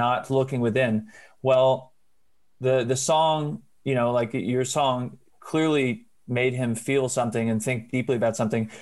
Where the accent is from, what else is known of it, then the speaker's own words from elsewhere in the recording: Nashville, Tennessee, United States; I'm from Nashville